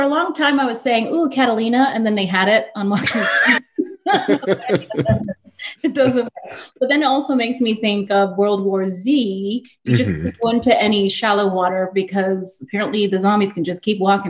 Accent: Nigeria; I grew up in Nigeria. I know how to, like, you know, I know how to get my food and gather.

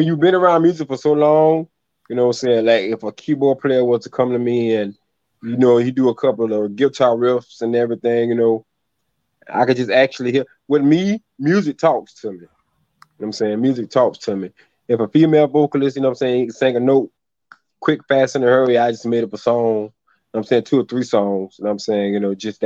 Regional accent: South Carolina, United States; growing up in South Carolina

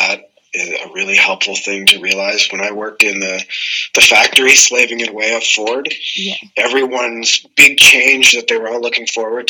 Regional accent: Canada; Oh my God, we're having a Canadian fight. That's what we call this.

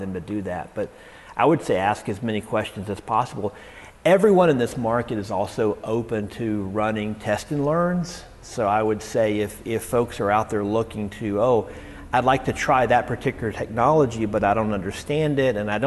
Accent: Houston, Texas, United States; I grew up in Houston

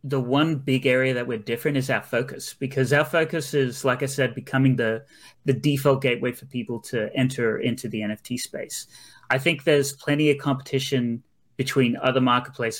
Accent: Australia; also born or lived in Brisbane; I'm actually from Australia. So I'm based in Brisbane

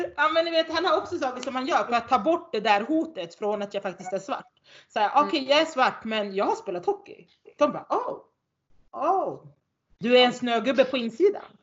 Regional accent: Norrland, Sweden; accent: Norrländska; här uppe så brer jag på min norrländska

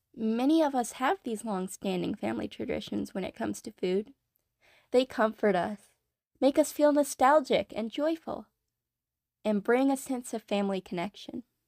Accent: North Carolina, United States; I myself was born and raised in North Carolina

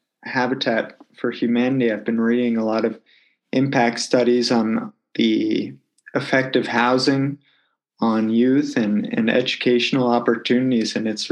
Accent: Washington, District of Columbia, United States; also born or lived in Massachusetts; now in Wyoming, United States; I grew up in Washington, D.C.

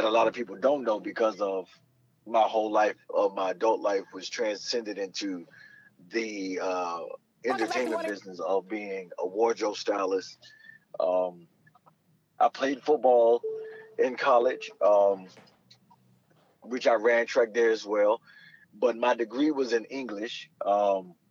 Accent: Miami, Florida, United States; I'm from Miami, Florida. A part of Miami, Florida called Carroll City

